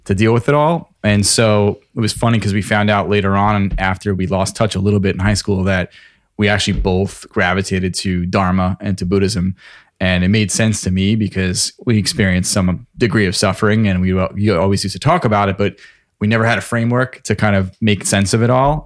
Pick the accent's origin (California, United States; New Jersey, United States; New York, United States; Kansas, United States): New York, United States; Lake Grove; I grew up in Lake Grove